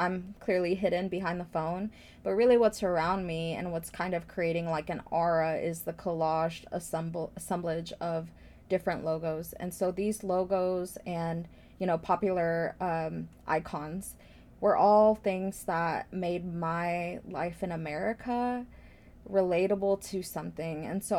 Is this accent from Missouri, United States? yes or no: yes; Blue Springs, Missouri, United States; growing up Latina, Midwest, you know, immigrant in a very white area. I grew up in Blue Springs